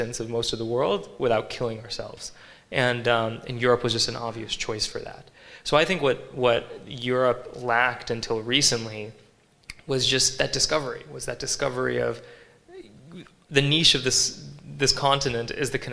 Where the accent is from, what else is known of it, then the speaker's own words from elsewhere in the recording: United States; moved away as an adult; now in Berlin, Germany; I'm still American